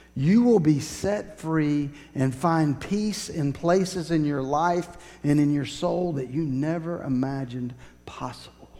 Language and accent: English; Woodstock, Georgia, United States; I grew up in Woodstock, not too far from Kennesaw Mountain